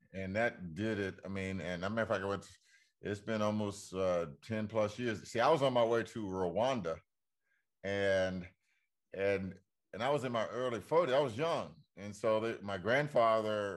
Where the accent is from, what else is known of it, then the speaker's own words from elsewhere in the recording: Washington, District of Columbia, United States; my hometown of D.C.